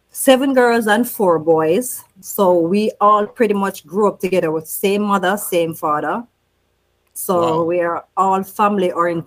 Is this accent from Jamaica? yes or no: yes; Waterford, Saint Catherine, Jamaica; moved away; also born or lived in Kingston, Jamaica; We moved to the Waterford St. Catherine community in 1976. Mm-hmm. So that's where I grew up.